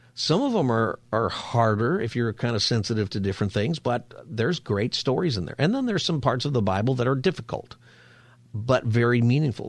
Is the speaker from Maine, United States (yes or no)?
no; Palmdale, California, United States; I'm from Palmdale, which is a great place to be from